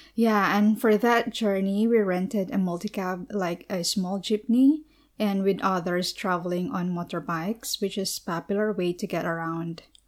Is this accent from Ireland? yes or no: no; Philippines; from the Philippines